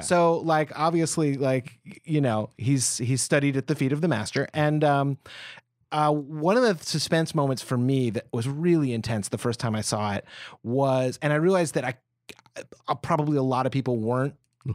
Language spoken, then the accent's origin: English; United States; as an American.